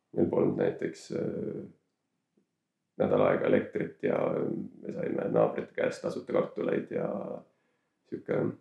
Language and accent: Estonian; Saare County, Estonia; ma kasvasin üles enamjaolt Saaremaal